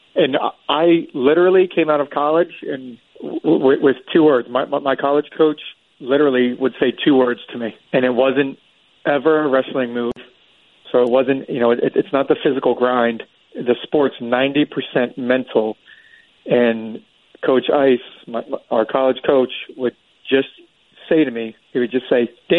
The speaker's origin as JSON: {"language": "English", "region": "Florida", "country": "United States", "tie": "born or raised there", "said": "I was born and raised in Florida"}